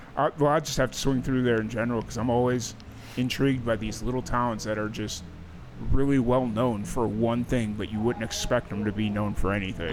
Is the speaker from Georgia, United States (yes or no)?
no; Chicago, Illinois, United States; now in Dallas, United States; I grew up in South Chicago.